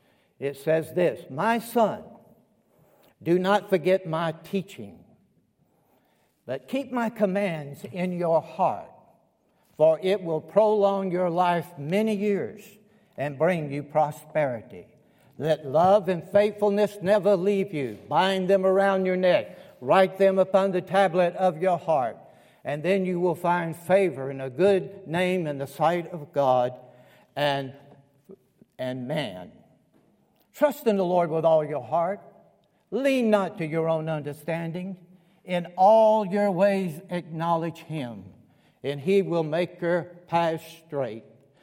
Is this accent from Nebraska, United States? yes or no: no; Columbus, Georgia, United States; also born or lived in Kentucky / North Carolina / Alabama; I was born in Columbus, Georgia." You might pick up on that. And I lived in Georgia 18 years of my life. Kentucky, 18 years. North Carolina, 18 years. 8 years in Alab